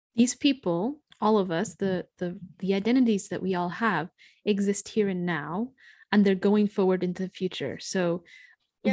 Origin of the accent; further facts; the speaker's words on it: United States; as an American